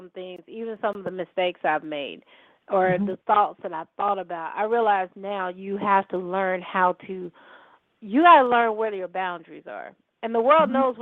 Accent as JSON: {"language": "English", "town": "Holly Grove", "country": "United States", "tie": "born or raised there", "said": "I say I'm from Holly Grove"}